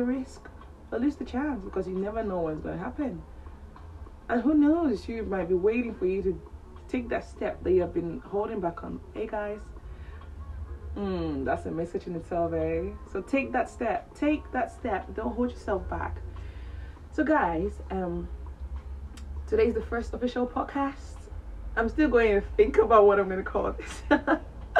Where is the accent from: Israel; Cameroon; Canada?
Cameroon; moved away as an adult; now in England, United Kingdom; I'm originally from Cameroon in West Africa. I'm 25 years old. I moved to England when I was 17 years old